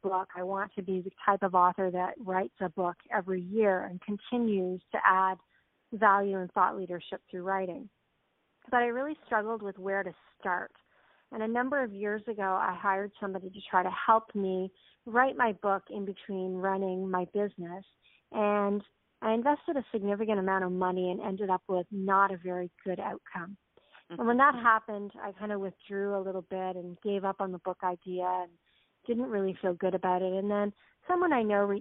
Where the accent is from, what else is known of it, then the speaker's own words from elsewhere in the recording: Canada; I grew up in Canada, and I was raised by a single mom